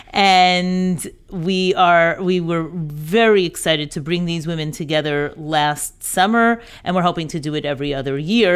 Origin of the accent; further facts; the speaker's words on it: New York, United States; moved away as an adult; also born or lived in Birmingham, Alabama; I grew up in New York, schooled in New York.